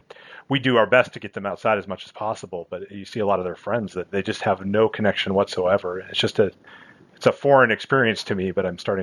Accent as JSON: {"language": "English", "region": "Montana", "country": "United States", "tie": "born or raised there", "also_born_or_lived": "Texas", "moved": "as an adult", "said": "I grew up in Montana, where I could go fishing out my front door and, you know, I was right in the mountains as a kid. And then I went to school in Texas"}